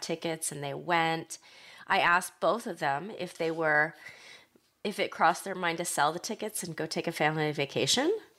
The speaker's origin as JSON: {"language": "English", "region": "Ohio", "country": "United States", "tie": "born or raised there", "moved": "yes", "said": "growing up in Ohio"}